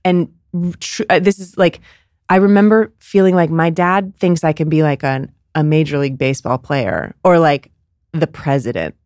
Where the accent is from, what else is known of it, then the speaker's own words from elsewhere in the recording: Bay Area, California, United States; growing up in Bay, in the Bay Area